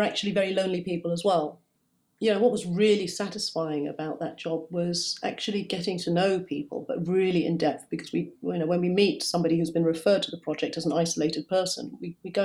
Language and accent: English; Kenya; also born or lived in Hackney, London; now in London, United Kingdom; I see myself as a Kenyan, because that's where I'm from